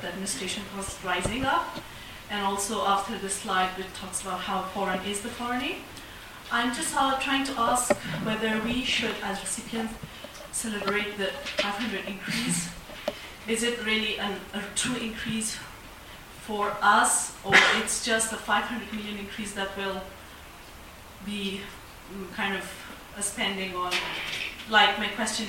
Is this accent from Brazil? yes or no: no; Afghanistan; moved away as an adult; now in Canberra, Australia; from Afghanistan. I'm a student on an Olin scholarship here at COFRA